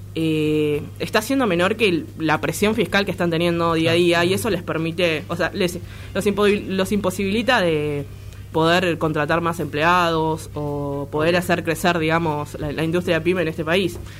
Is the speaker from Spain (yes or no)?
no; Argentina; nos afecta como argentinos